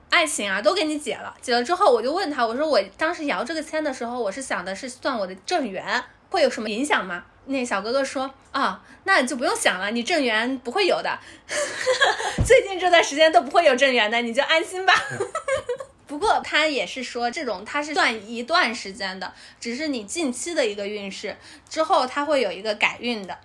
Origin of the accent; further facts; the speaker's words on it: Hunan, China; moved away; 我作为一个湖南人